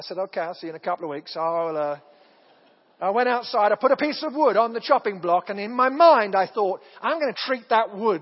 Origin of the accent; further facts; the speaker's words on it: United Kingdom; moved away as an adult; also born or lived in Southern Oregon; I'm from Britain